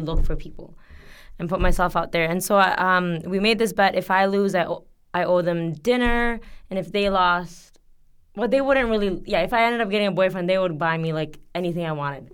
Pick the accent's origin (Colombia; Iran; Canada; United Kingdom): Canada; moved away as an adult; also born or lived in Bangladesh; now in South Korea; I'm from Canada